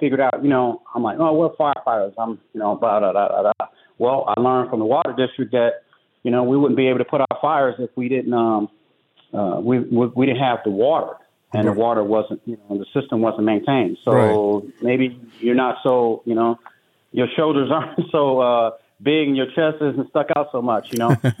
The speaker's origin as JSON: {"language": "English", "town": "Chicago", "region": "Illinois", "country": "United States", "tie": "born or raised there", "also_born_or_lived": "Des Moines, Iowa", "moved": "yes", "said": "my mom moved back to Chicago, and which I was raised. That's where I was raised, on the South Side"}